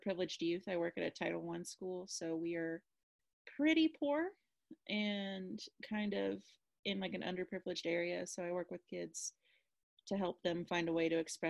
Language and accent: English; Kansas, United States; I'm from Kansas